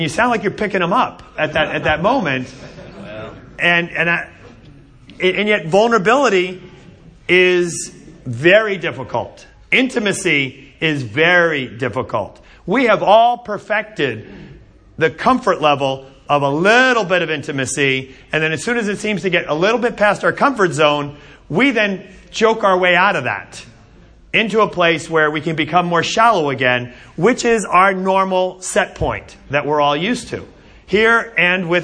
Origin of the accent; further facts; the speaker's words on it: Asbury Park, New Jersey, United States; When I was a kid, I grew up in Asbury Park, New Jersey. I grew up four blocks from the boardwalk.